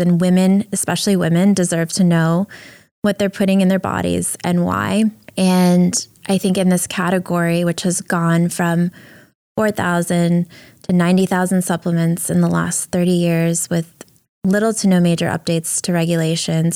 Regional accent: New York City, New York, United States; also born or lived in Ukraine; I moved to the U S with my family when I was four and a half years old, and we moved from Ukraine and lived in a welfare hotel in Brooklyn

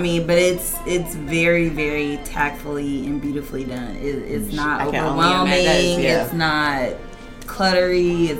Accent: Katy, Texas, United States; I grew up in Katy.

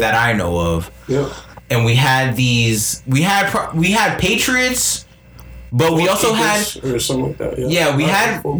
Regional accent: United States; us as Americans, as American citizens

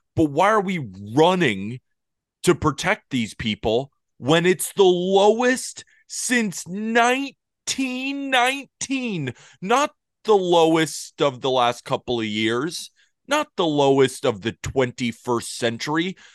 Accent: Santa Barbara, California, United States; moved away as an adult; now in New York, United States; I'm from Santa Barbara, California

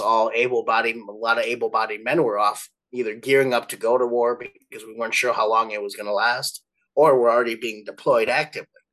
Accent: Milwaukee, Wisconsin, United States; also born or lived in Eau Claire, Wisconsin / Atlanta, Georgia; the Milwaukee area where I grew up

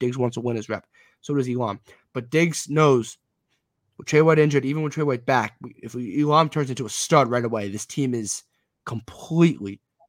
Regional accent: Westchester, New York, United States; also born or lived in Rhode Island; I'm from Westchester, New York. So I live in Westchester, New York. I go to school in Rhode Island, but I'm from Westchester, New York. So I'm 45 minutes from Jets-Giants games.

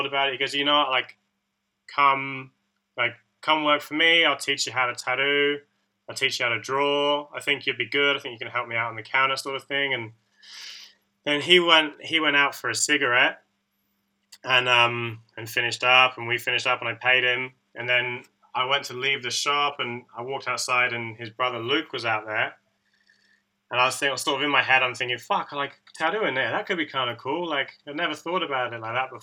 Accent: Taunton, South West England, United Kingdom; moved away as an adult; also born or lived in Perth, Australia; now in Sydney, Australia; I'm from a like small town in the southwest called Taunton

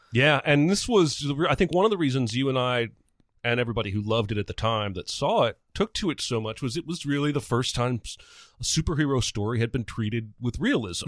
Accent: Indiana, United States; growing up in Indiana

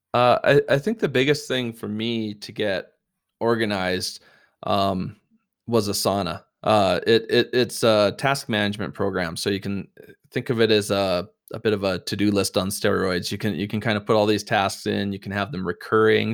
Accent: Canada; we're Canadian

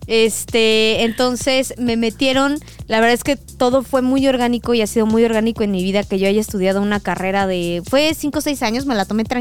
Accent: Puebla, Mexico; moved away as an adult; now in Mexico City, Mexico; de Puebla, que está aquí muy cerquita, la verdad. yo crecí, nací y me fui hace 3, 4 años aproximadamente, antes de que comenzara la pandemia, yo decidí venirme para la Ciudad de México a experimentar la gran ciudad.

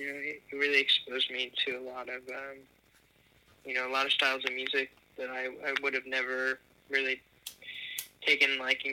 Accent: New Jersey, United States; born there; back to the East Coast, technically. I was born in New Jersey, but it brought me back there for 4 years

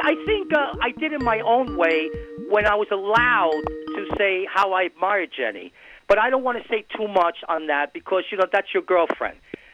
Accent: New York City, New York, United States; moved away; growing up in New York City in my day

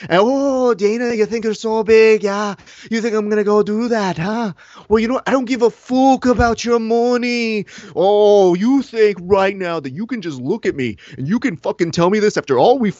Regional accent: Ireland; I'm crazy enough to do it because I'm fucking Irish and I don't give a fuck.

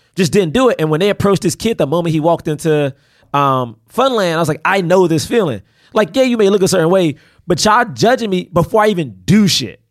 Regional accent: Washington, District of Columbia, United States; moved away; I grew up in Southeast DC

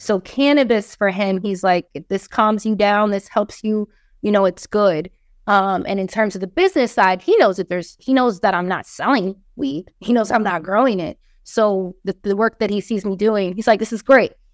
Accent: Hawaii, United States; moved away as an adult; also born or lived in California; now in Philadelphia, United States; I'm coming from Hawaii.

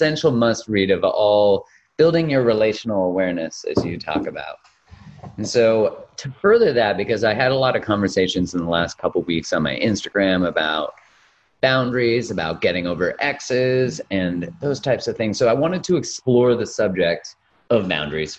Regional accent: Canada; Canadian, where we're like almost too nice in a lot of ways.

